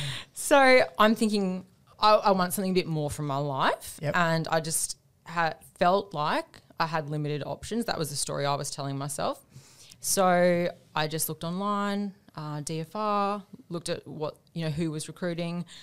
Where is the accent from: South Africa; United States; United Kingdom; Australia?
Australia; also born or lived in Devonport, Tasmania / Queensland; I grew up, I was born in Tasmania, Devonport, Tasmania